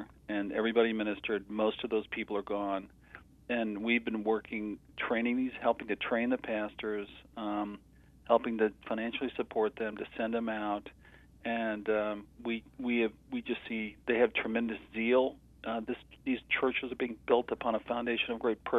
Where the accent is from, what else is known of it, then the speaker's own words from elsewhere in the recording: Connecticut, United States; I grew up in Connecticut, and I grew up in the same church that Jonathan Edwards grew up in.